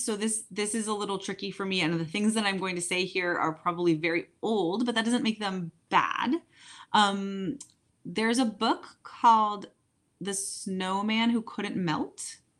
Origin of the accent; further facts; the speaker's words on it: England, United Kingdom; Growing up in England, Enid Blyton is a children's author for both genders